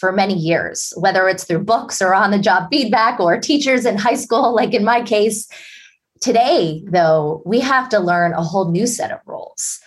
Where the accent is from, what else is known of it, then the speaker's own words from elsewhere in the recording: Pittsburgh, Pennsylvania, United States; grew up as a shy and introverted girl in Pittsburgh, Pennsylvania.